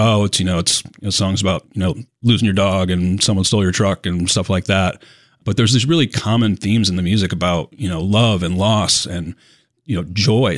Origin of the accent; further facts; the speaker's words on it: Syracuse, New York, United States; moved away; I'm originally from Syracuse, New York